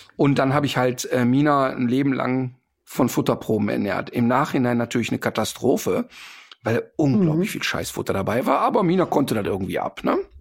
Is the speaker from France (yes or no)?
no; Austria; bei uns in Österreich